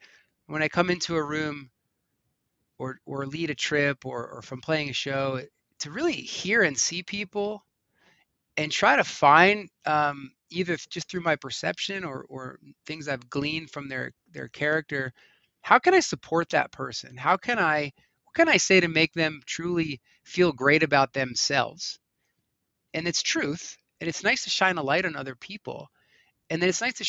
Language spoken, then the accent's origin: English; Long Beach Island, New Jersey, United States; moved away as an adult; now in Colorado, United States; the street I grew up on Long Beach Island, New Jersey